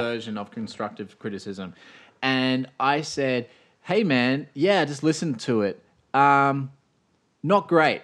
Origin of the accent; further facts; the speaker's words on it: Australia; I'm Australian.